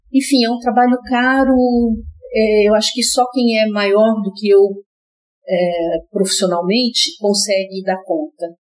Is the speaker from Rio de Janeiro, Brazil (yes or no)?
no; Rio Grande, Rio Grande do Sul, Brazil; moved away; Nasci no Rio Grande, no Rio Grande do Sul. Rio Grande é uma cidade bem lá no sul do Rio Grande do Sul. Uhum. E eu morei lá